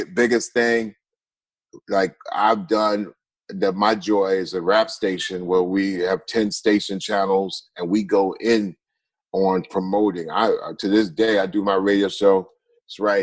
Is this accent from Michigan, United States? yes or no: no; Long Island, New York, United States; we're from Long Island. We're from New York